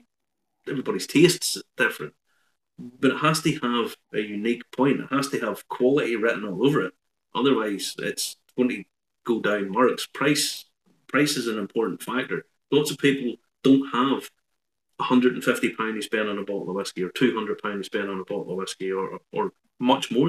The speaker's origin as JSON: {"language": "English", "town": "Ballymena", "region": "Northern Ireland", "country": "United Kingdom", "said": "being from Ballymena"}